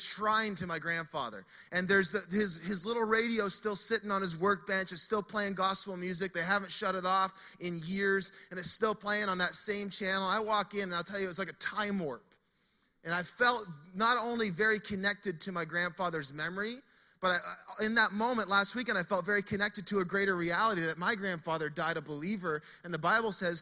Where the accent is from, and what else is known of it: Fredericton, New Brunswick, Canada; moved away as an adult; now in Saint John, Canada